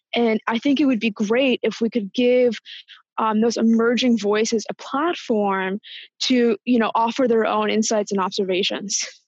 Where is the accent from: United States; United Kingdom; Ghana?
United States; Washington, District of Columbia; moved away as an adult; also born or lived in New York; now in San Francisco, United States; I born in New York, but am from the larger Washington DC area. I moved to San Francisco about six months ago